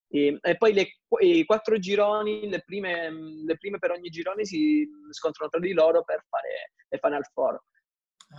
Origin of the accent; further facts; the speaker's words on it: Calabria, Italy; now in Milan, Italy; rappresentare la mia terra, Mm, cioè la Calabria a livello internazionale